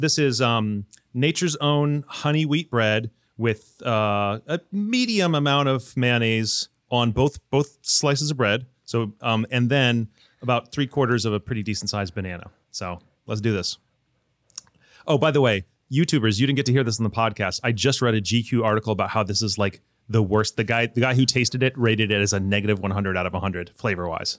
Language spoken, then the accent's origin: English; Michigan, United States; also born or lived in the Southern US; now in Southern United States; I live in the South, but I'm not from the South, I'm from Michigan.